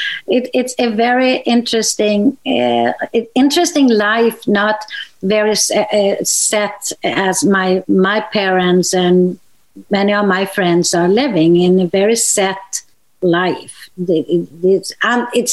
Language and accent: English; Sweden; I'm from Sweden